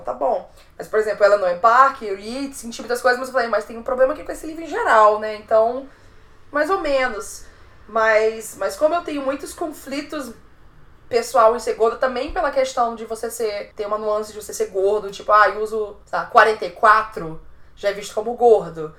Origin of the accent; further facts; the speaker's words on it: São Luís, Maranhão, Brazil; moved away; also born or lived in Fortaleza; Eu sou maranhense, eu sou ludovicense